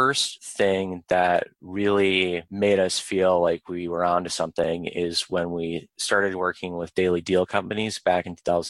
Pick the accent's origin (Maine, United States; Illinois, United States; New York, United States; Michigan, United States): Michigan, United States; White Lake; moved away as an adult; also born or lived in Ann Arbor, Michigan; now in Arlington, Virginia, United States; I grew up in Michigan